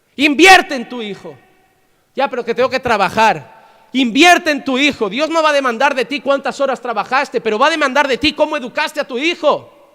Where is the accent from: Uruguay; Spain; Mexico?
Spain; Yo soy español